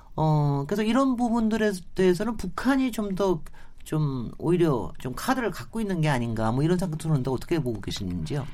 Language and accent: Korean; South Korea; 제가 뭐 한국인이기 때문에